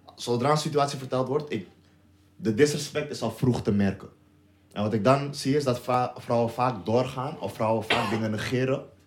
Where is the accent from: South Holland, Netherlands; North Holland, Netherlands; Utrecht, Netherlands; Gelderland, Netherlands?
North Holland, Netherlands; Amsterdam; wij komen uit Amsterdam